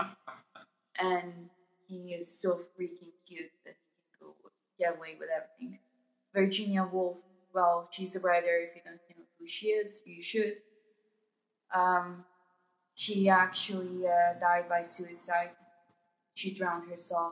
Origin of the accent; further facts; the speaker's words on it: Sarajevo, Federation of Bosnia and Herzegovina, Bosnia & Herzegovina; I was born in Sarajevo, but my parents are from the north